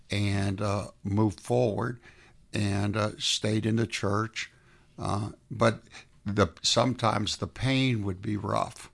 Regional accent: South Florida, United States; now in Atlanta, United States; I was raised in South Florida.

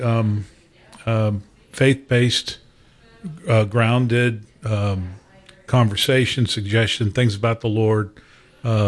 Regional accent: Pittsburgh, Pennsylvania, United States; also born or lived in Racine, Wisconsin; I was born in Wisconsin. My family moved to Pittsburgh. I'm one of seven children

